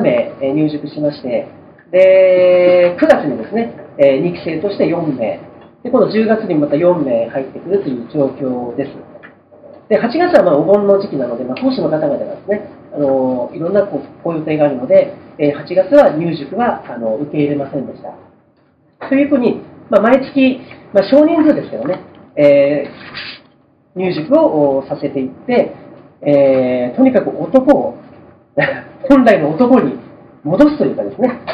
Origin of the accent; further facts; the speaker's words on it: Fukushima, Japan; moved away; also born or lived in Tokyo; 福島から上京しまして